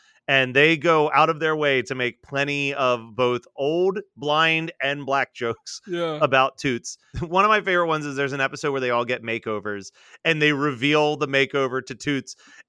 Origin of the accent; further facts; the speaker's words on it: South Africa; It was never screened in my home country of South Africa, so I had no idea of the level of popularity and following that the series had.